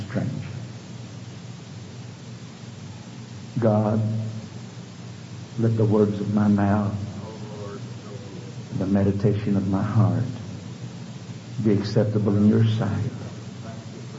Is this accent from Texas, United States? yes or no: yes; Houston, Texas, United States; growing up in Houston